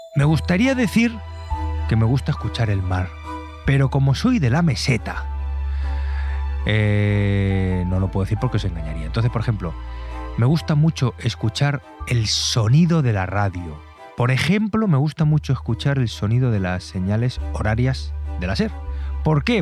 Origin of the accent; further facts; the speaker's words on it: Albacete, Castilla-La Mancha, Spain; Un atardecer en la Mancha. Eso es muy, muy, muy bonito. Porque el horizonte así extendido, la llanura, y, eso en mi tierra